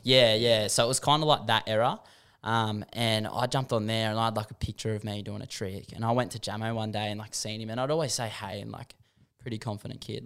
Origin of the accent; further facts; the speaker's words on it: Warragamba, New South Wales, Australia; growing up in Warragamba